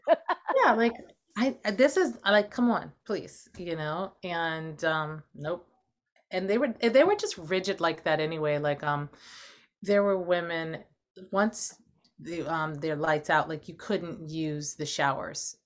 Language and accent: English; Los Angeles, California, United States; I grew up in Los Angeles